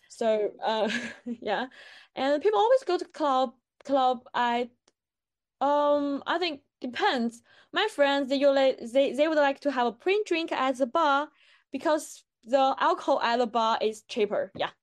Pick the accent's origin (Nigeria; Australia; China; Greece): China; English is a second language; moved away as an adult; now in Bristol, United Kingdom; when I was in China